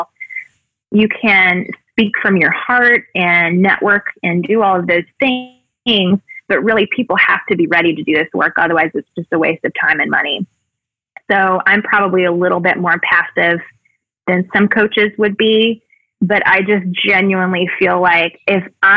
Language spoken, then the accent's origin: English; Mobile, Alabama, United States; moved away; also born or lived in Evansville, Indiana / Louisville, Kentucky; In my hometown in Mobile